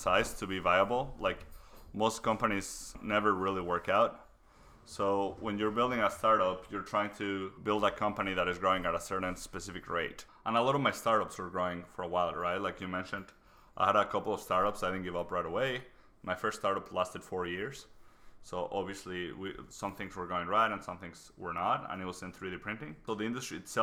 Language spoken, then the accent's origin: English; Mexico City, Mexico; moved away as an adult; also born or lived in Waterloo, Canada; now in Canada; I was born in Mexico City. I came to Canada 10 years ago